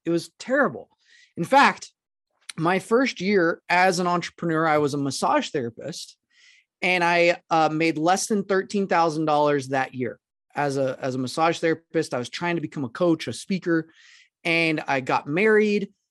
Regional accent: Arkansas, United States; I'm originally from Arkansas, and I grew up in a town that was less than, like, three thousand people.

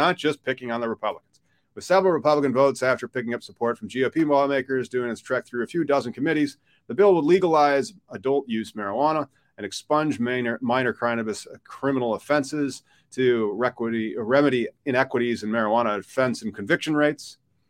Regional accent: Midwest, United States; Because I'm from the Midwest.

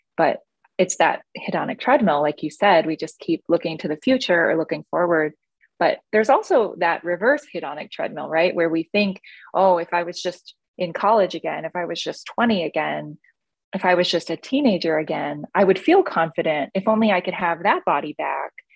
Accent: East Coast, United States; I grew up on the East Coast where eating is what you

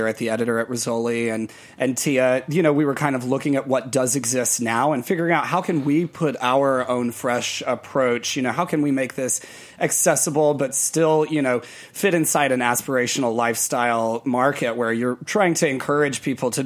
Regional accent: South Mississippi, United States; I'm from South Mississippi, so there's a lot of pine straw everywhere

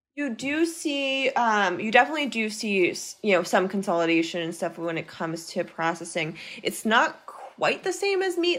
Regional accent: Maine, United States; I grew up in Maine

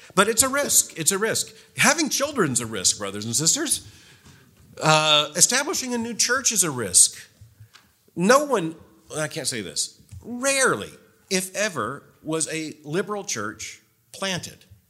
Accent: Florida, United States; moved away; I grew up in Florida, so the history's shorter.

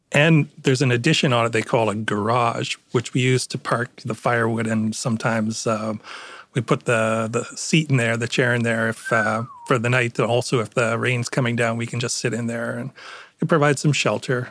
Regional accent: Toronto, Ontario, Canada; accent: Canadian; moved away as an adult; also born or lived in Connecticut; now in Stamford, United States; I was born in Northern Ontario, but yes, I lived in Toronto most of my life.

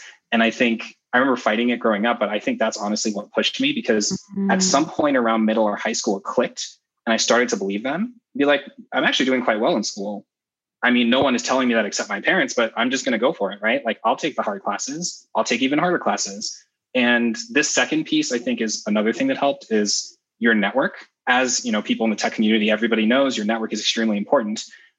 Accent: Kumasi, Ashanti, Ghana; born there; So I was actually born in Ghana and I was born in Kumasi, which is the center of the Ashanti group within Ghana. Both of my parents were born in villages in that region.

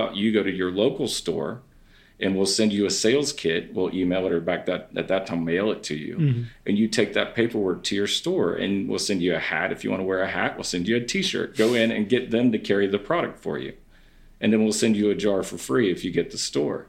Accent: North Carolina, United States; they would ask, where are you from? And I would say, North Carolina

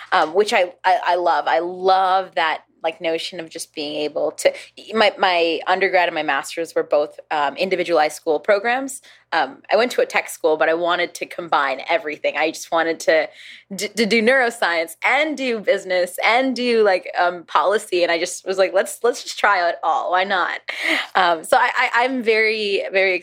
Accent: New York City, New York, United States; English is a second language; now in Honolulu, United States; I'm from New York City.

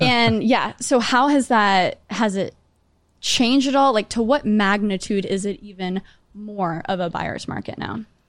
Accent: Grapevine, Texas, United States; now in New York City, United States; I'm from Great Vine

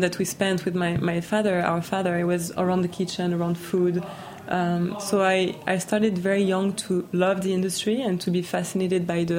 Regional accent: New York, United States; born there; I was born pretty much in a hotel also, so I was born in New York.

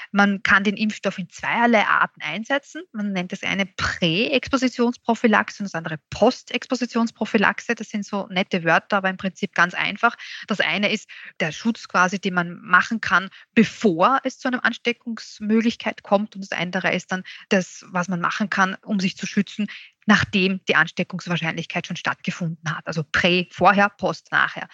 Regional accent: Austria; bei uns in Österreich

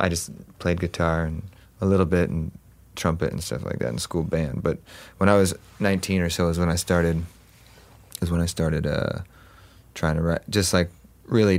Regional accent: Huntington Beach, California, United States; also born or lived in Los Angeles; I grew up in Orange County, so Huntington Beach and in that area

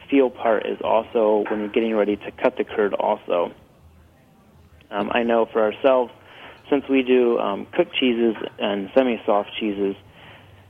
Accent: Ohio, United States; We're from Ohio

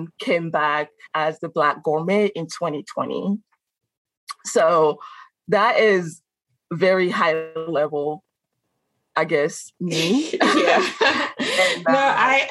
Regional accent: Benin; English is a second language; moved away as an adult; also born or lived in Carbondale, Illinois; now in Chicago, United States; I am from Benin.

